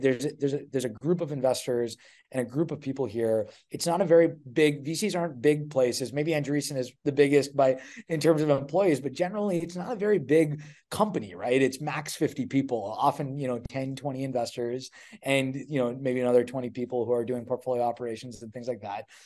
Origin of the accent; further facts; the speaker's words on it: Edmonton, Alberta, Canada; moved away as an adult; also born or lived in Ontario; I'm from Canada originally, uh, grew up in, in Edmonton, Alberta